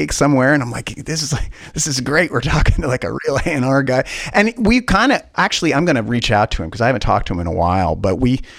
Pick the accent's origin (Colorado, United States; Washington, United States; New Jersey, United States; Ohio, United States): Washington, United States; Spokane; I'm this kid from Spokane.